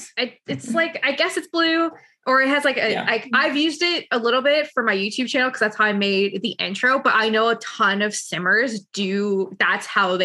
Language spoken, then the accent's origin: English; London, Ontario, Canada; She lived in my hometown. And I'm like, really? She's like, yeah. I was like, yeah, she's from London, Ontario.